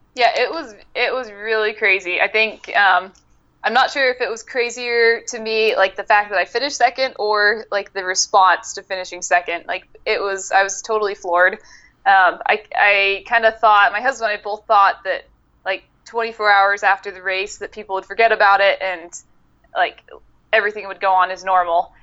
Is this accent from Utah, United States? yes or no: yes; Utah, United States; now in Arizona, United States; I'm currently living in Arizona. I'm from Utah originally.